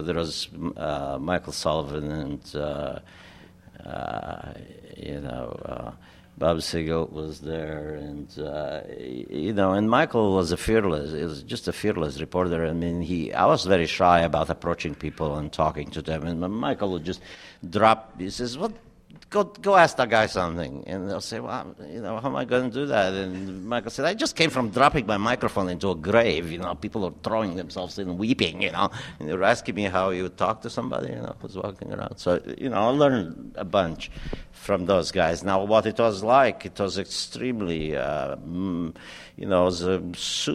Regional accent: Romania; first language German, Hungarian; English is a second language; moved away as an adult; now in United States; my hometown still smelled like strudel on Sunday. You know, it was a German, old German old town

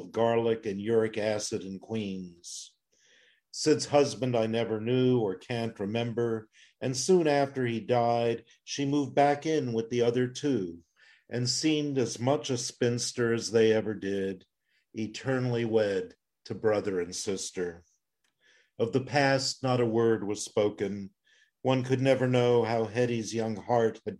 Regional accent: Plzeň, Plzeň Region, Czechia; now in United States; I was born in Pilsen in Czechoslovakia

